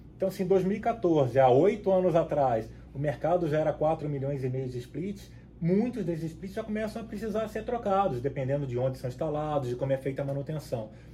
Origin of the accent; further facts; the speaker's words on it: Cabo Frio, Rio de Janeiro, Brazil; moved away as an adult; also born or lived in São Paulo, Brazil; now in Panama City, Panama; pelo sotaque, vocês já devem perceber um pouquinho que eu nasci no, no Rio de Janeiro, nasci em Cabo Frio, na, na, região dos lagos lá no Rio de Janeiro